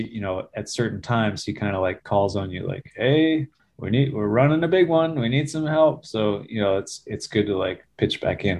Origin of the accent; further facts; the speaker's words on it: New Jersey, United States; moved away as an adult; also born or lived in Virginia; Okay. I grew up in New Jersey, in North Jersey. Kind of a suburb of New York City, but it didn't really feel like that. I felt like I was kind of a suburbanite, but didn't really have much contact with the city